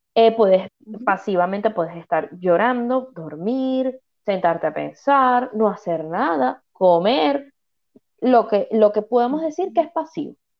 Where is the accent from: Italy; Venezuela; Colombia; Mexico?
Venezuela; now in Canary Islands, Spain; soy migrante, yo soy venezolana, emigré